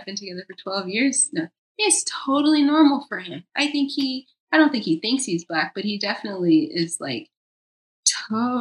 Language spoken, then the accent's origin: English; Georgia, United States; moved away as an adult; also born or lived in New York; now in Los Angeles, United States; where I grew up in Georgia